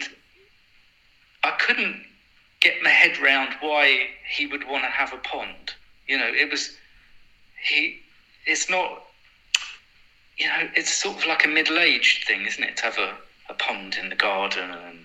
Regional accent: London, United Kingdom; I was from South London

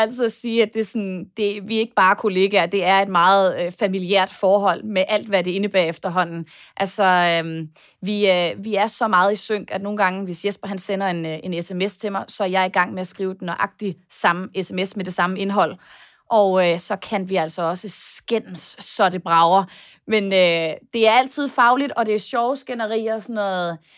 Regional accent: Denmark; now in United States; hjemme i Danmark

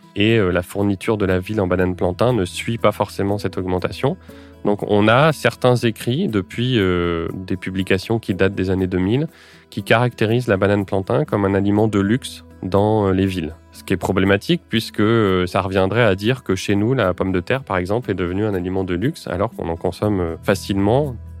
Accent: France; chez nous en France

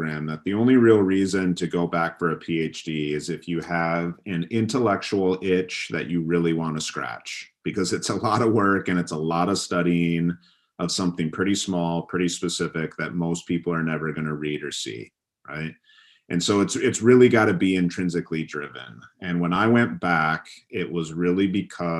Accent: Michigan, United States; I grew up in Michigan, you know, a state in the Midwest of the U.S.

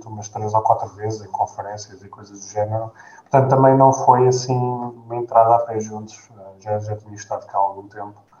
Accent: Gouveia, Guarda, Portugal; moved away as an adult; also born or lived in United States / Lisbon, Portugal; now in Germany; eu cresci em Gouveia, na Distrito da Guarda

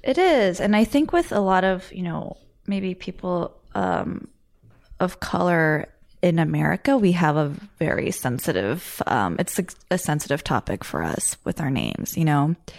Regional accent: United States; I'm Korean American

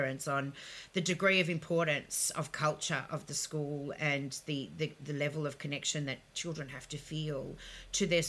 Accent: Melbourne, Victoria, Australia; also born or lived in Ukraine; I grew up on Westbury Street, in St Kilda

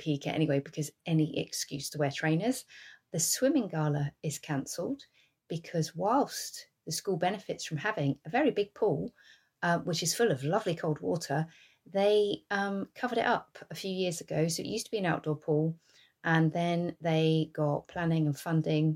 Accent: England, United Kingdom; I'm English. We don't have fans in our houses

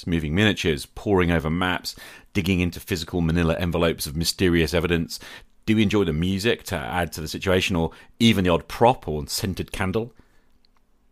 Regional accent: United Kingdom; I'm a British high school teacher

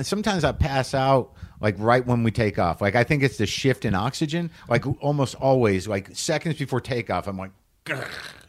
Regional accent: New Mexico, United States; I grew up in New Mexico

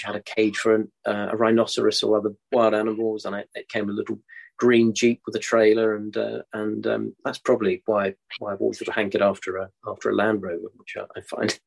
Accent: Denmark; moved away; Growing up in Denmark

